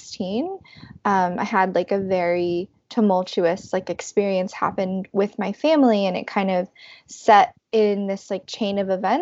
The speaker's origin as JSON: {"language": "English", "town": "Los Angeles", "region": "California", "country": "United States", "moved": "as an adult", "lives_now": "New York City, United States", "said": "I am originally from the Valley of Los Angeles, and then I moved to New York for college and have kind of stayed here since then"}